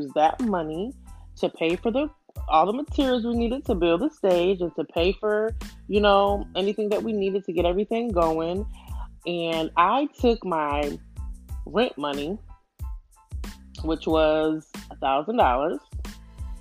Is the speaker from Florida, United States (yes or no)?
no; New York, United States; moved away as an adult; now in Houston, United States; I'm from New York, but I moved to Houston